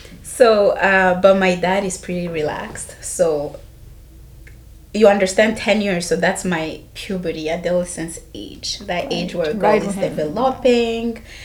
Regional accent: Rwanda; moved away as an adult; also born or lived in Ottawa, Canada / Toronto, Canada; now in Vancouver, Canada; I came from Rwanda. I'm Rwandese by nature.

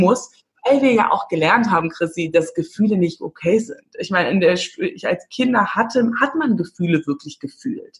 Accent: Windhoek, Khomas, Namibia; moved away; Ich komme aus Windhoek

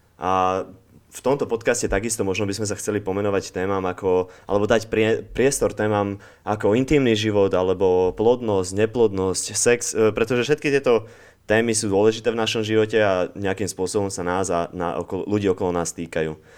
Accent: Slovakia; moved away as an adult; also born or lived in Spain / Netherlands; keď som mal 18, tak som sa takisto zbalil a odišiel som zo Slovenska

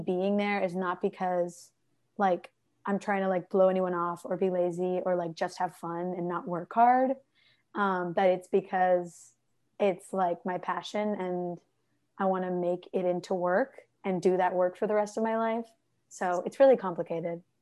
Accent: Bay Area, California, United States; moved away as an adult; also born or lived in Ann Arbor, Michigan; home is the Bay Area in California. I've got three siblings

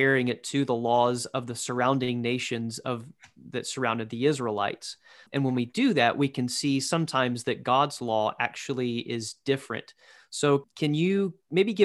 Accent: Georgia, United States; growing up in Georgia

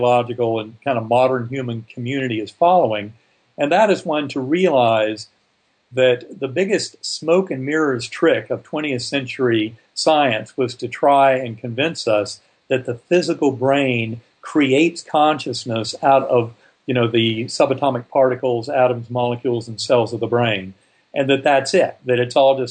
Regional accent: North Carolina, United States; I grew up in North Carolina

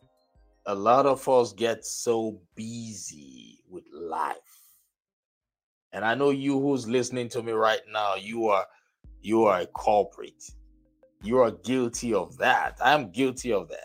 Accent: Nigeria; I'm from Nigeria, and I believe a lot of you already know that I am from Nigeria, born and raised in Nigeria

